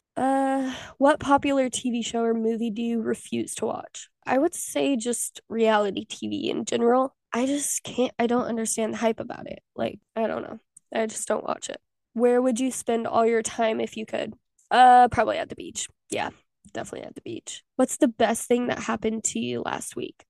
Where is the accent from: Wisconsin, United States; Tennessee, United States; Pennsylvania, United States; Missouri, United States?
Missouri, United States; Southwest; moved away as an adult; also born or lived in Pittsburg, Kansas; now in Texas, United States; I am from Southwest Missouri, baby, and I live in Texas